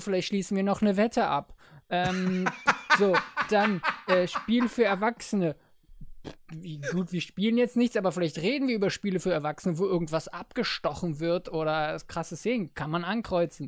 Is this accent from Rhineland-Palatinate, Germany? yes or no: no; Berlin, Germany; ich bin ein Berliner Jung